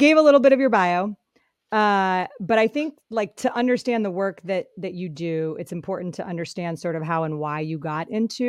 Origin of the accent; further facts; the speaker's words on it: Colorado, United States; also born or lived in Michigan; now in San Francisco, United States; I live in San Francisco. I've got two young kids, an amazing husband named Chris. I grew up in Colorado and Michigan, went to Boston College, and my background is in sports broadcasting.